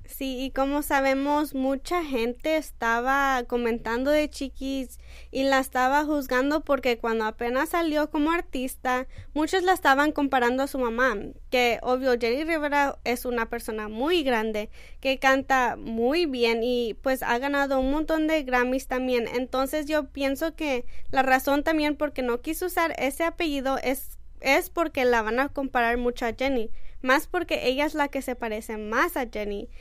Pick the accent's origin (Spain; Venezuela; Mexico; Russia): Mexico; Yo como mexicana soy muy orgullosa